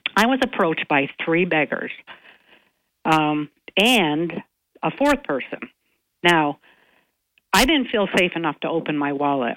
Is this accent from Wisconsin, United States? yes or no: no; Owego, New York, United States; also born or lived in Binghamton; I grew up in Owego and came to Binghamton in the in the 80s